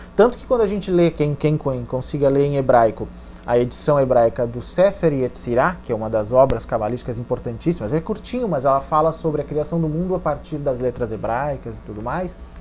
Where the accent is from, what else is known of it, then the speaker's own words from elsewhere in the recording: Santa Maria, Rio Grande do Sul, Brazil; Santa Maria, que é a minha cidade natal